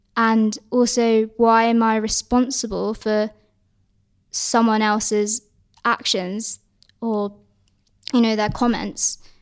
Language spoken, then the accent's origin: English; Hong Kong; I'm, I'm from Hong Kong